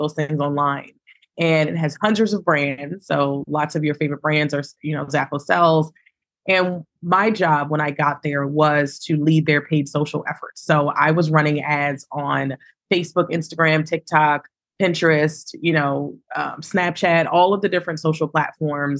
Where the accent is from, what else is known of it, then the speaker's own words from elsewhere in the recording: Baltimore, Maryland, United States; I am born and raised in Baltimore, Maryland